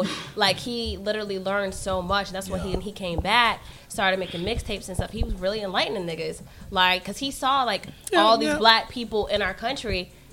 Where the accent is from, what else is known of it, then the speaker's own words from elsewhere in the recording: United States; also born or lived in Eritrea (ancestry); our parents came to America, know nothing, and they sacrificed so much